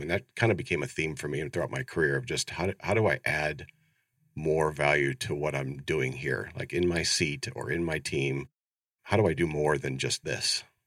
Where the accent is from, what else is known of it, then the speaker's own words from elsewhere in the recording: Ohio, United States; moved away as an adult; now in Phoenix, United States; born and raised in Ohio, so I grew up in the Midwest, very proud